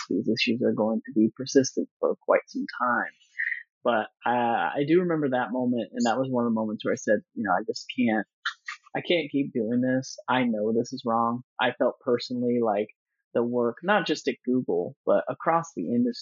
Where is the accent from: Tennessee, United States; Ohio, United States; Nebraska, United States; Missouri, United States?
Nebraska, United States; moved away; also born or lived in Colorado / Silicon Valley; going from Nebraska, where I grew up